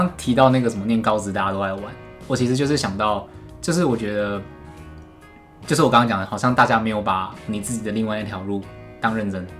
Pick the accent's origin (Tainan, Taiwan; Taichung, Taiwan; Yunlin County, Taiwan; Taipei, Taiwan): Tainan, Taiwan; 我们台南人